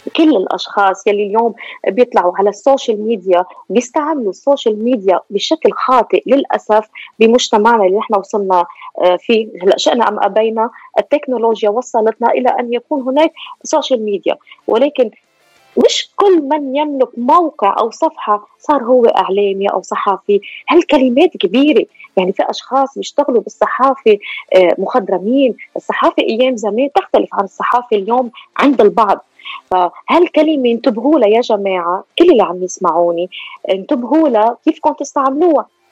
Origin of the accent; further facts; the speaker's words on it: Lebanon; moved away as an adult; now in Australia; لبنانيه الاصل استراليه الجنسيه هاجرت من لبنان الى استراليا